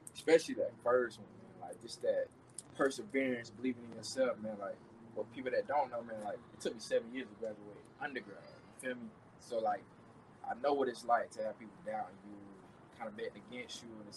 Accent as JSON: {"language": "English", "region": "the South", "country": "United States", "tie": "born or raised there", "said": "mom's a church lady, Southern. You know, we grew up in the South."}